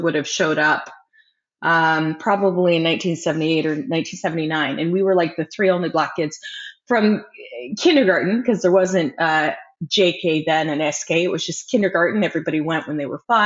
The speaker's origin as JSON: {"language": "English", "town": "Burlington", "region": "Ontario", "country": "Canada", "tie": "born or raised there", "also_born_or_lived": "Windsor, Ontario", "said": "I grew up in Burlington, Ontario, Canada in the 70s and 80s"}